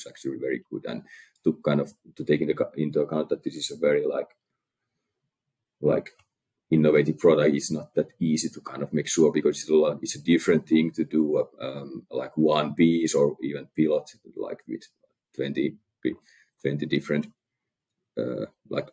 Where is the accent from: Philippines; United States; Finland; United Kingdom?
Finland; we are from Finland